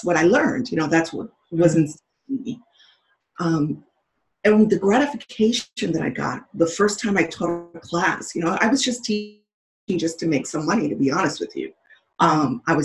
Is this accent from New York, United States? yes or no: yes; New York, United States; I'm a New Yorker